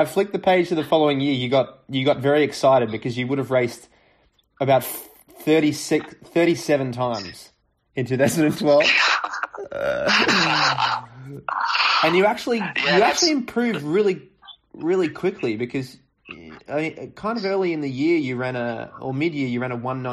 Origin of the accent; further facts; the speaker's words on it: Australia; moved away; also born or lived in Europe; As an Australian, I would call it soccer. But now that I've lived in Europe for a little while